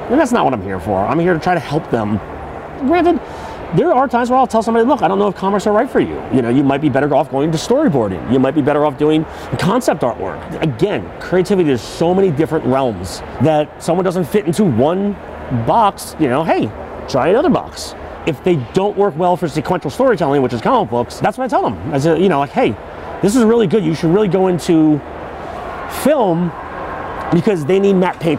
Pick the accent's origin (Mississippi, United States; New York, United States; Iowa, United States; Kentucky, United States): New York, United States; And I grew up in New York, and they had much smaller conventions out there that I would go to all the time.